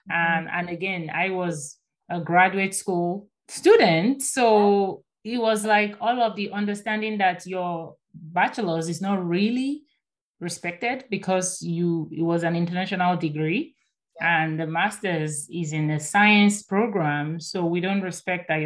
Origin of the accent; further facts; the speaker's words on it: Nigeria; moved away as an adult; I came by myself from Nigeria. I booked my shuttle, registered for my classes, my accommodation, I made all the arrangements over the phone and they were so supportive, right?